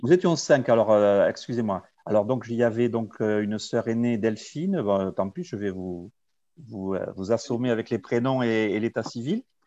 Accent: Tarbes, Occitania, France; born or raised there; also born or lived in Lourdes

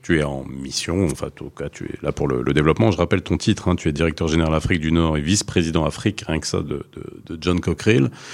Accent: Morocco; je suis marocain

